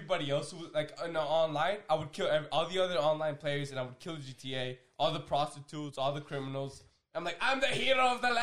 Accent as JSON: {"language": "English", "region": "Florida", "country": "United States", "tie": "born or raised there", "said": "I grew up in Florida"}